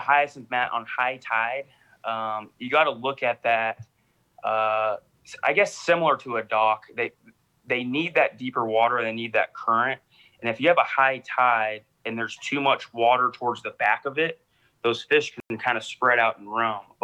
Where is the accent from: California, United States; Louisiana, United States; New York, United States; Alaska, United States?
California, United States; Sacramento; I'm from the Sacramento area